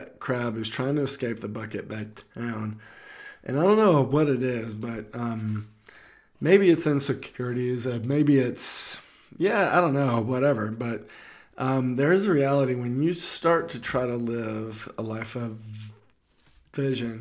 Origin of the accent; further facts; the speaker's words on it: the South, United States; I'm from the South, and we used to go crabbing